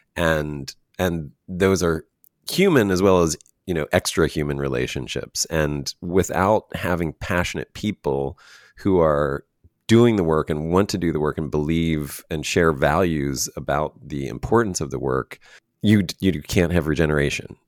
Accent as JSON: {"language": "English", "country": "United States", "said": "as an American"}